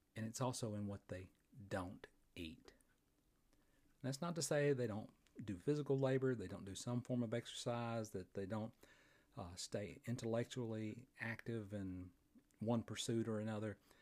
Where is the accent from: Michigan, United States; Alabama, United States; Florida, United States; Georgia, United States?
Alabama, United States; Fort Payne; right here in my hometown of Fort Payne, Alabama, at the foot of Lookout Mountain